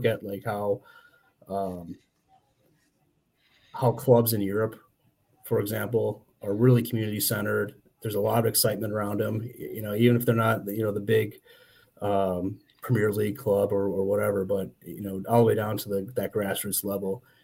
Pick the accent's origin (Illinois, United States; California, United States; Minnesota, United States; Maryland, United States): Minnesota, United States; Saint Paul; I'm from the Twin Cities, originally from St. Paul